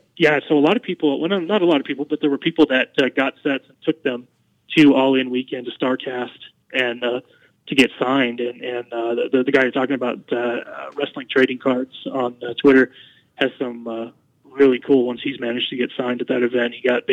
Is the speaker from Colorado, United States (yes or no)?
yes; Colorado Springs, Colorado, United States; I actually grew up in Colorado Springs.